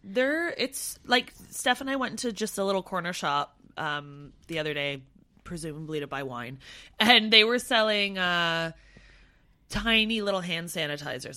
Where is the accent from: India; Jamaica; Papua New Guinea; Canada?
Canada; now in London, United Kingdom; I'm Canadian and white and not Asian